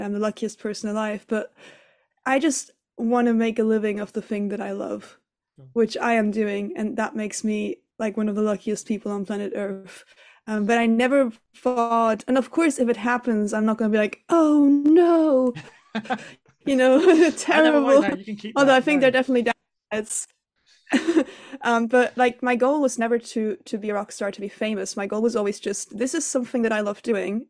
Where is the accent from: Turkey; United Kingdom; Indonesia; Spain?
Spain; Tenerife, Canary Islands; my family's German, but I grew up in Spain, in Tenerife